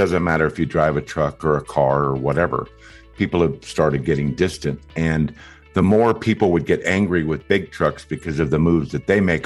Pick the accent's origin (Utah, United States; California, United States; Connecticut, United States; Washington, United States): California, United States; moved away as an adult; now in Iowa, United States; I was actually born and raised in California